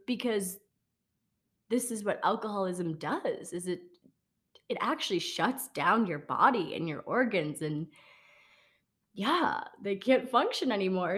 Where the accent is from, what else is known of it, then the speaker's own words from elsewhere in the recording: Wisconsin, United States; I grew up in Wisconsin